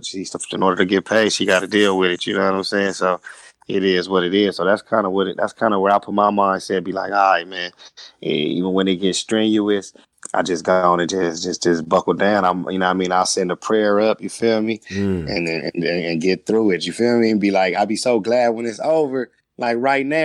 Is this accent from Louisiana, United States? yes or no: no; Compton, California, United States; I'm from Compton